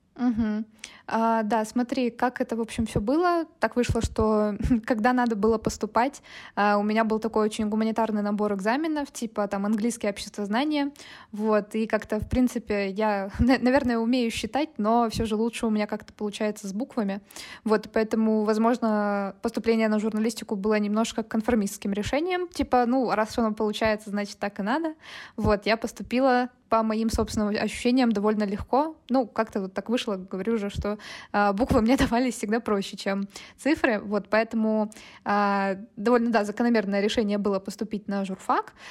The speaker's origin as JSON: {"language": "Russian", "town": "Chelyabinsk", "region": "Chelyabinsk Oblast", "country": "Russia", "tie": "born or raised there", "also_born_or_lived": "Moscow", "moved": "as an adult", "lives_now": "Tbilisi, Georgia", "said": "я из Челябинска, вот, и я работаю в диджитале с 2019 э, года. Вот, а, почти всю жизнь я жила в Челябинске, я переехала два года назад, и сейчас я живу в Тбилиси"}